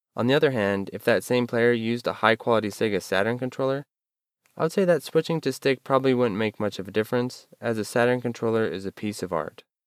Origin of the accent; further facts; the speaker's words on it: United States; I'm an American